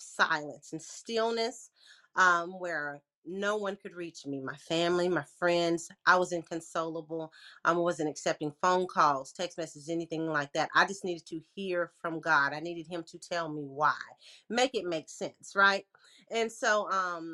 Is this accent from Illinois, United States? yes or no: no; Lexington, Tennessee, United States; now in Memphis, United States; I was born and raised in Lexington, Tennessee, small town country girl